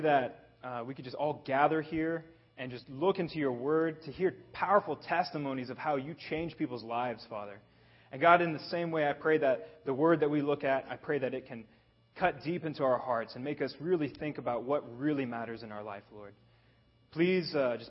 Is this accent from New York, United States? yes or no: no; Kansas, United States; now in Dubai, United Arab Emirates; I am actually born and raised in Kansas. And you know what? I grew up on a farm.